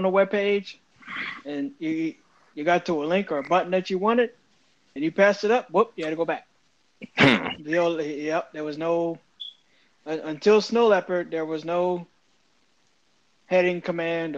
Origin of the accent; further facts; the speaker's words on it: Covington, Louisiana, United States; moved away; also born or lived in Texas; Covington, Louisiana